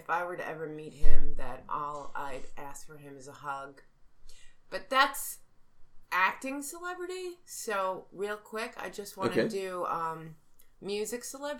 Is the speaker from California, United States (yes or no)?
no; New York, United States; I'm from New York.